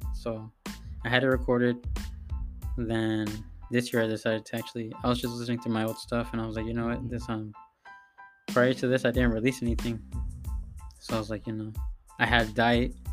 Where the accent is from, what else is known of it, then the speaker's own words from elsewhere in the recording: San Diego, California, United States; I grew up around City Heights, Mid City, you know, North Park, City Heights area